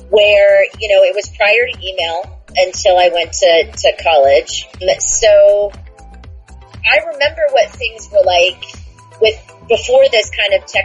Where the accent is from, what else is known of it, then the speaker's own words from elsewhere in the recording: Houston, Alaska, United States; I'm originally from Houston, Alaska, which is a small town. It's a village on the road system in Alaska, 75 miles north of Anchorage. There was only 700 people, and so it was very isolated.